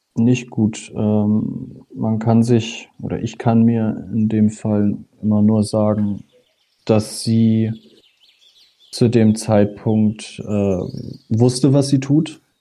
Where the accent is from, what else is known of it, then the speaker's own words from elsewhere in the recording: north of Hamburg, Schleswig-Holstein, Germany; also born or lived in Husum; Ich komme aus dem Speckgürtel Hamburg, ähm, nördlich von Hamburg. Ich bin noch weiter oben geboren. Ich bin äh, an der Nordseeküste in Husum geboren und mhm. dann mit, was waren das, drei Jahre, vier Jahre, äh, in die Nähe von Hamburg gezogen